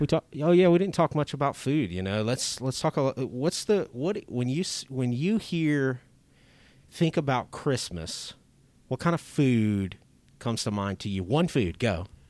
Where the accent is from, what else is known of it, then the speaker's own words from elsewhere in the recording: Lake Charles, Louisiana, United States; I grew up in Lake Charles